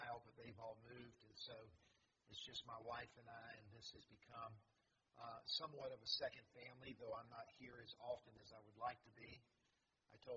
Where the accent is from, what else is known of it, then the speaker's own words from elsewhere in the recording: Columbia, South Carolina, United States; also born or lived in Greenville, South Carolina / Clemson, South Carolina; I grew up in Columbia and I was a Gamecock fan